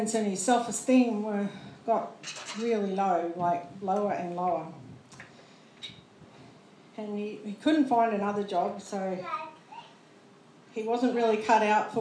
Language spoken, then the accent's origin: English; Queensland, Australia; also born or lived in Ipswich / Caboolture; we came from Queensland